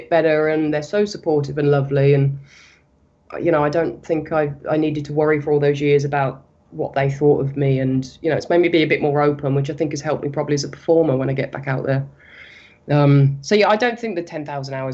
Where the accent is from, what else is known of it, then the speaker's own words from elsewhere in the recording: Solihull, West Midlands, United Kingdom; now in Michigan, United States; I grew up in the UK